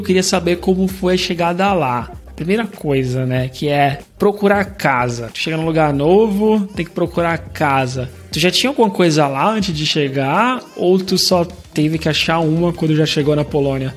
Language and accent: Portuguese; Brazil; moved away as an adult; also born or lived in Canada; now in Porto, Portugal; Primeira vez que eu saí do Brasil